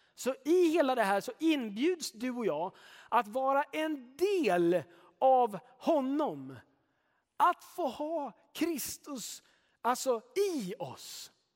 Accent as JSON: {"language": "Swedish", "country": "Sweden", "said": "Jag är svensk"}